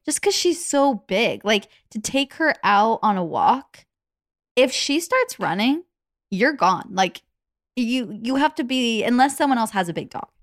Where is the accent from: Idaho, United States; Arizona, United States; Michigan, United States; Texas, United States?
Arizona, United States; moved away; Arizona, where we used to live